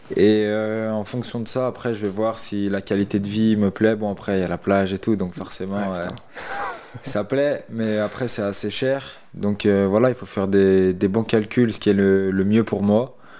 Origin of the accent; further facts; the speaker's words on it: Lyon, Auvergne-Rhône-Alpes, France; je suis resté dans ma région chez moi à Lyon